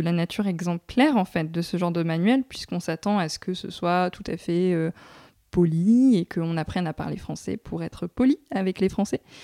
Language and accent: French; France; je suis française